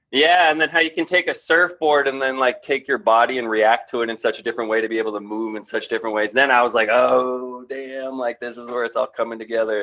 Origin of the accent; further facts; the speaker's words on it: Toronto, Ontario, Canada; When I grew up in Toronto